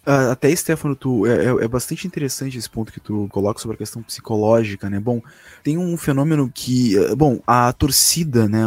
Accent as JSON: {"language": "Portuguese", "region": "Rio Grande do Sul", "country": "Brazil"}